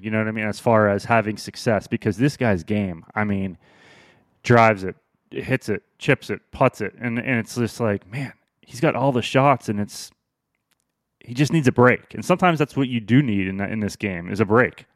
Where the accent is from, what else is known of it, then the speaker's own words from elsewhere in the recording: Pinehurst, North Carolina, United States; moved away; growing up in Pinehurst for a couple years